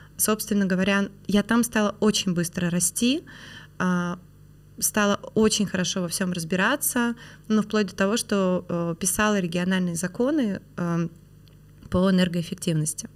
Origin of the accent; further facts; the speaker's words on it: Perm, Perm Krai, Russia; moved away as an adult; now in Moscow, Russia; Я выросла в Перми